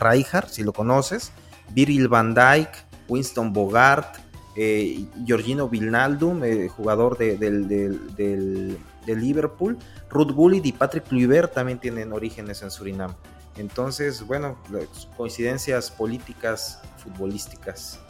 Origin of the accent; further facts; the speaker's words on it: Mexico; nosotros como mexicanos